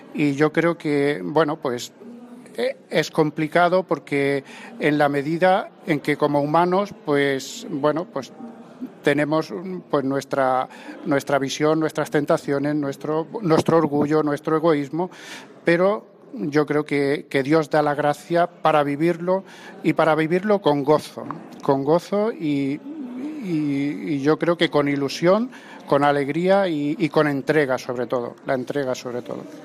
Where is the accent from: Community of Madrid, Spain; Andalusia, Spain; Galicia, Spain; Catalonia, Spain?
Andalusia, Spain; Vélez-Rubio; en mi pueblo, yo soy de Vélez Rubio